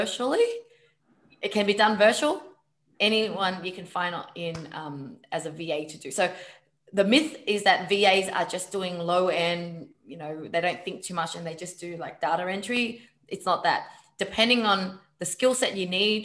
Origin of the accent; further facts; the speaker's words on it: Vietnam; I'm Vietnamese